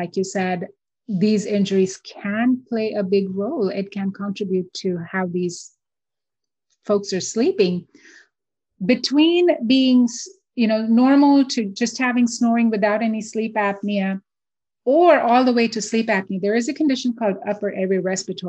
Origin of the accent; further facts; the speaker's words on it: India; now in Houston, United States; So I grew up in India. I'm born and raised in India